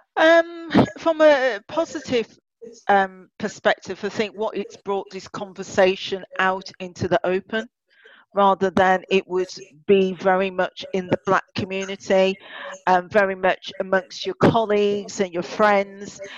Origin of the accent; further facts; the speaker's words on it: Birmingham, West Midlands, United Kingdom; born and bred in Birmingham